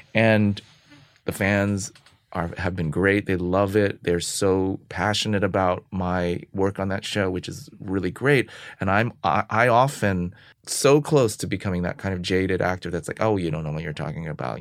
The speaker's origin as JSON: {"language": "English", "town": "San Francisco", "region": "California", "country": "United States", "tie": "born or raised there", "also_born_or_lived": "Los Angeles / New York", "moved": "as an adult", "said": "I'm from San Francisco"}